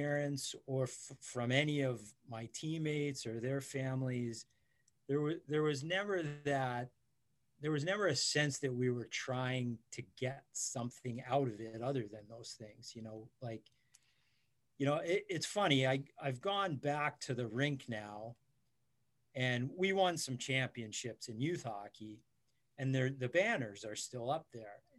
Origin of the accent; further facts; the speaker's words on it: Montclair, New Jersey, United States; I grew up in Montclair, New Jersey.